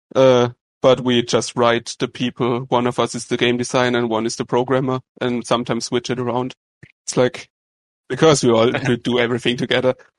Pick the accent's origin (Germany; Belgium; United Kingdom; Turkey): Germany; from Germany